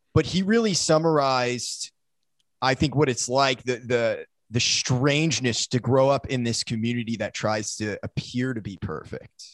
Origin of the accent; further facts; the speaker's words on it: Maine, United States; also born or lived in South Florida; And then I moved up to Maine